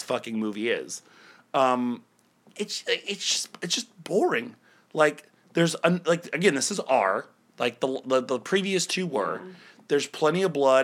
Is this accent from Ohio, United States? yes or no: yes; Ohio, United States; we're both from Ohio